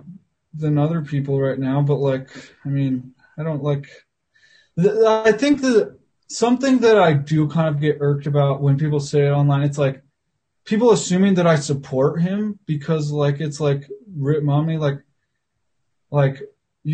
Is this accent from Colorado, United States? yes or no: no; Salt Lake City, Utah, United States; I'm in Salt Lake right now, and I grew up in Salt Lake.